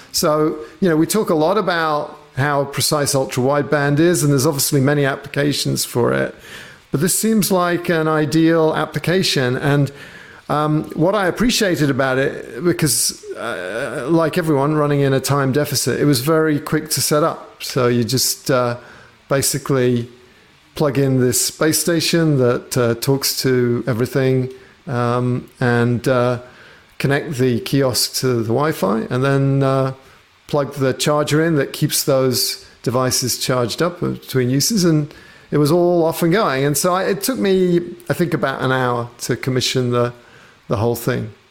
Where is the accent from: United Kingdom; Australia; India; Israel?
United Kingdom; England; being British, or at least having grown up in England